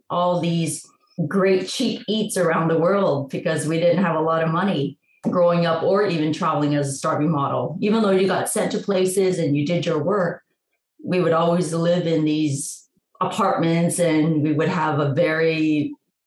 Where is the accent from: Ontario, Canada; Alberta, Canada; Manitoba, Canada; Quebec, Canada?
Ontario, Canada; Toronto; moved away; also born or lived in New York City, United States; I am originally from Toronto and I got to New York in the late 80s